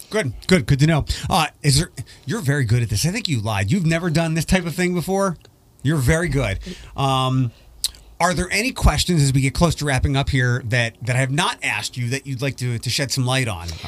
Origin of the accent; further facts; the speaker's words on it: East Coast, United States; moved away; I'm from the East Coast